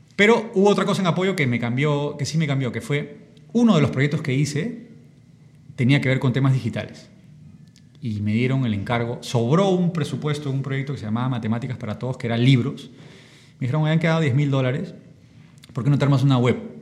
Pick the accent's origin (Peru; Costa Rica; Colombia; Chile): Peru; Lima; Yo crecí aquí en Barranco, yo estudié en los Reyes Rojos